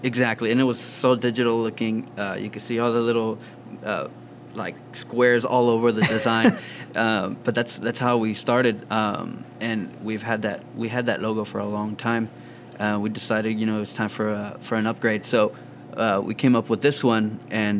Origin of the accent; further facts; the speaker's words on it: Rio Grande Valley, Texas, United States; also born or lived in Houston, Texas; I live here now. I've, li- I've lived here basically all my life, though.